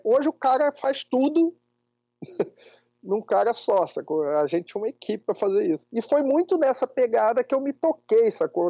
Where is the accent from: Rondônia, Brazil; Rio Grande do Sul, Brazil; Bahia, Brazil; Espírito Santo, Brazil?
Espírito Santo, Brazil; interior of; also born or lived in Rio de Janeiro; eu nasci no Rio e fui com cinco anos eu vim morar numa cidade do interior do Espírito Santo, uma cidadezinha de 30 mil habitantes e fui criado aqui